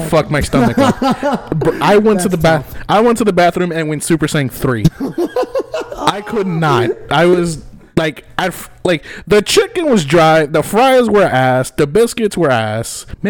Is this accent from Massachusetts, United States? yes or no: no; Louisiana, United States